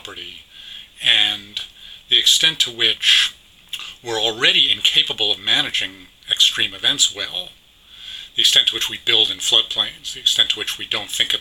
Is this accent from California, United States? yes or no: no; New York City, New York, United States; I grew up in New York City